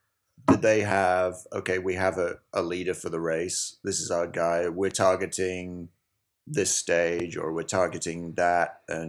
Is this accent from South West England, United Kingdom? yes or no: no; Yorkshire and the Humber, United Kingdom; I'm from West Yorkshire